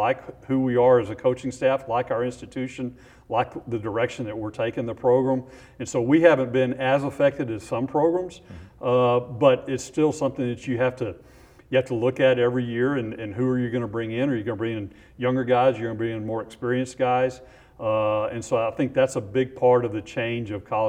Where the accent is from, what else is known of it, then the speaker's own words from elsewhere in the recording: Houston, Texas, United States; I grew up in Houston